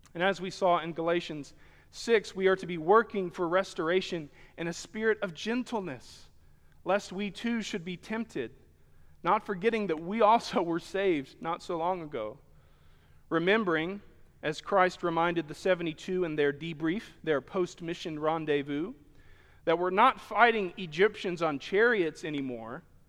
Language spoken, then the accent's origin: English; Sheffield, Alabama, United States; Here in Alabama, and I was born in Sheffield and spent most of my, my, my days here